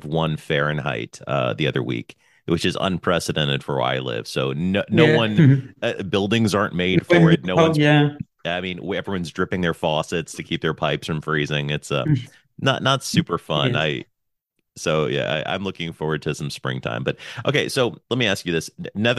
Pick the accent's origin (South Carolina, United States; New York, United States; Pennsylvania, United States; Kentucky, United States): Pennsylvania, United States; moved away; I was born in Pennsylvania.